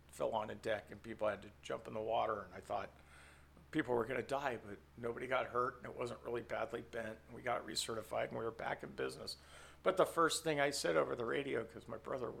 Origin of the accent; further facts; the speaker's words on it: San Francisco Bay Area, California, United States; in a family growing up in the Bay Area